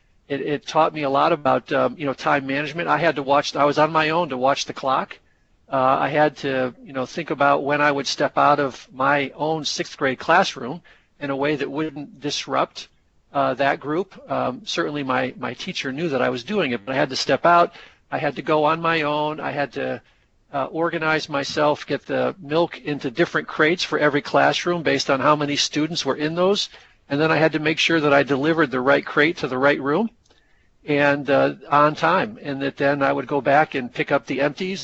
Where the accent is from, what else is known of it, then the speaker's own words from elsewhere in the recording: Connecticut, United States; growing up in Connecticut and choosing to live here